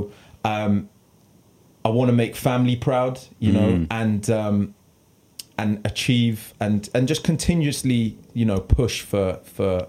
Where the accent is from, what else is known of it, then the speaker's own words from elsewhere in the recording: Bedford, East of England, United Kingdom; Born and bred in Bedfordshire, England